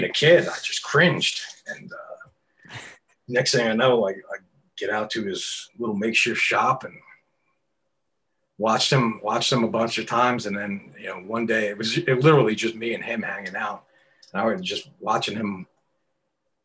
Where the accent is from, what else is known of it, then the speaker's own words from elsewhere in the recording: New York City, New York, United States; also born or lived in Long Island / Queens; I grew up in New York and city boy and Long Island too